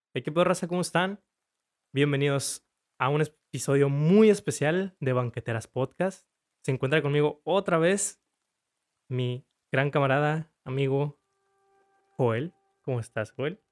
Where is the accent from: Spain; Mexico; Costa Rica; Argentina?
Mexico; como cultura mexicana